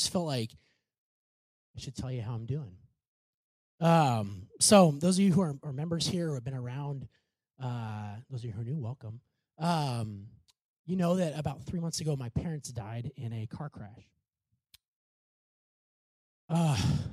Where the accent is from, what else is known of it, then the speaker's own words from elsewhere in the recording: Clinton, United States; my hometown, Clinton